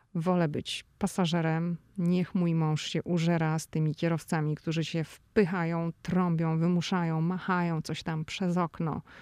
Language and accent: Polish; Szczecin, West Pomeranian Voivodeship, Poland; moved away as an adult; now in Washington, United States; Ja jestem ze Szczecina